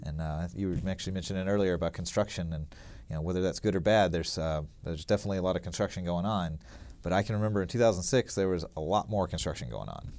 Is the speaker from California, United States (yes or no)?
no; Alabama, United States; moved away as an adult; also born or lived in Lake Tahoe; I grew up in Alabama, actually, and went to s, went to college at Auburn University